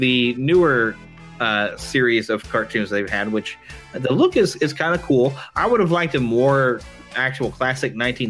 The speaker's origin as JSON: {"language": "English", "town": "Kansas City", "region": "Missouri", "country": "United States", "tie": "born or raised there", "said": "here in Kansas City, my hometown."}